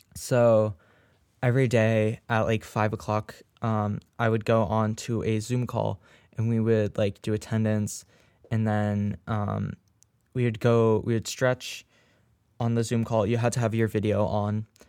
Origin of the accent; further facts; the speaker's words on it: New England, United States; the team that me and Charlie, um, root for, the, the Red Sox, um, because we're from New England